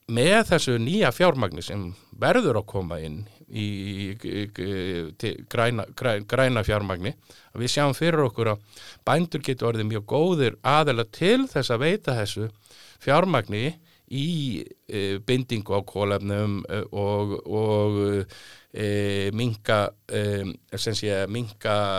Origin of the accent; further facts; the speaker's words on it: Reykjavík, Capital Region, Iceland; also born or lived in Álftanes / Mýrdalur; Ég er nú fættur og uppalinn í Reykjavík eða, eða ég var nú uppalinn fyrst á Altanissi, þá var landbúnaðsvæði þar.